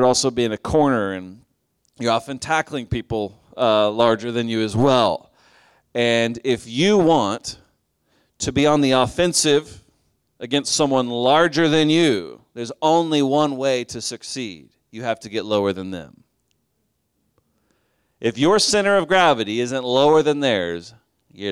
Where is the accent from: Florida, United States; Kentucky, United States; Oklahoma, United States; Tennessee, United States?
Oklahoma, United States; now in Chicago, United States; I grew up in Oklahoma